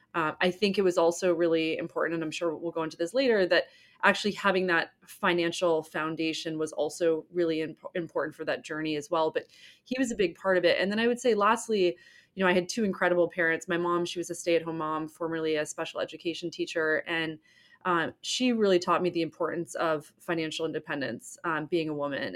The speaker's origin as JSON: {"language": "English", "town": "Newport", "region": "Rhode Island", "country": "United States", "tie": "born or raised there", "said": "I grew up in Newport, Rhode Island, very beautiful summer town"}